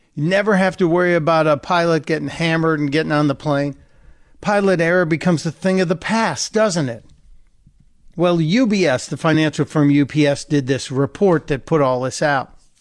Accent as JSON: {"language": "English", "town": "Chicago", "region": "Illinois", "country": "United States", "tie": "born or raised there", "said": "I'm a white guy from Chicago. Yeah, I grew up on the South Side. We moved to the suburbs"}